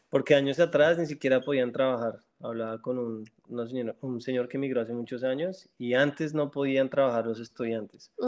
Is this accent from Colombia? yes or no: yes; Colombia; moved away as an adult; now in Canada; como colombiano